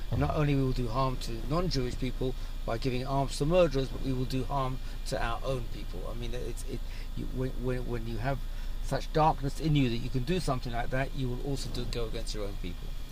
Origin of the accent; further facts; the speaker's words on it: London, United Kingdom; now in Israel; I grew up abroad. I grew up in London.